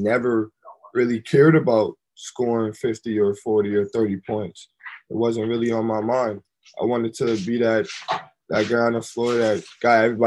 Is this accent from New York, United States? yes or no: yes; Syracuse, New York, United States; also born or lived in Milwaukee, Wisconsin; I came back to my hometown